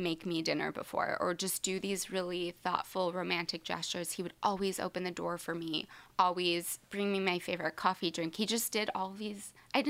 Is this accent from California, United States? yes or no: yes; Lodi, California, United States; also born or lived in Seattle, Washington / Atwater, California / Stockton, California; I was born in just outside of Seattle in Washington. Then my family moved to Lodi in California, and I lived there until about 7th grade. And then I lived in Atwater, California, until just for high school. And then I moved back to Stockton, which is next to Lodi.